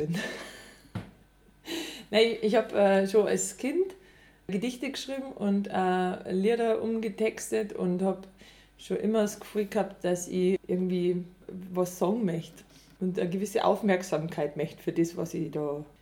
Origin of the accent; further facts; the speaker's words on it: Überacker, Bavaria, Germany; now in Altomünster, Germany; ich bin äh, Musikkabarettistin und ich komme aus Überacker, jetzt wohne ich in Altomünster.